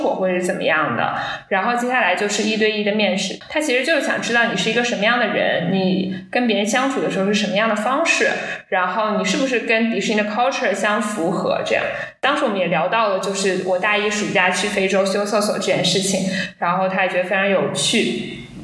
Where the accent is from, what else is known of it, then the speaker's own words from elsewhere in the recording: China; 母语不是英语